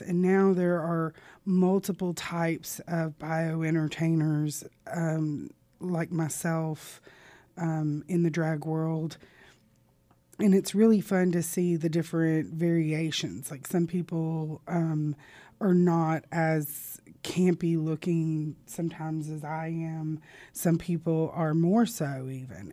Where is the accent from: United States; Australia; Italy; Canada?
United States; Southern Arkansas; also born or lived in Little Rock, Arkansas / Louisiana; born in Little Rock and raised in Southern Arkansas